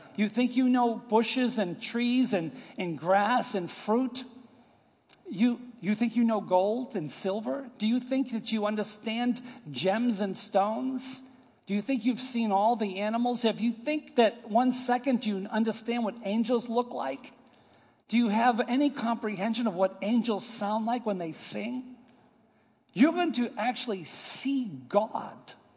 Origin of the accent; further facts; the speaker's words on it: United States; moved away; I, am from New York and Boston area